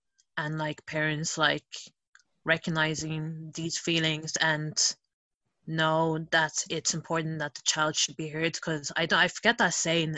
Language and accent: English; Nigeria; now in Europe; I'm going to speak from, like, from the perspective of as Nigerian, because I can't speak for, like, other, like, Italians or, like, those from different communities